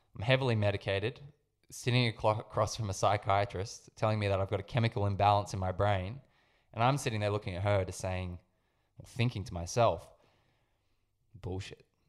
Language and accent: English; Sydney, New South Wales, Australia; I grew up in Sydney